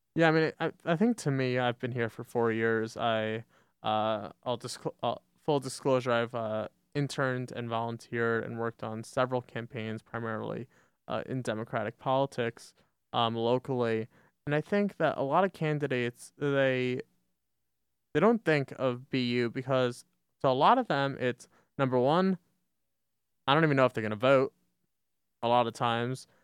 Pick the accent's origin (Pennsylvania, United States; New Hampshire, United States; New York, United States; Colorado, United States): New York, United States; Westchester County; moved away as an adult; now in Binghamton, United States; Westchester, New York, you know, Westchester County or suburbs of New York City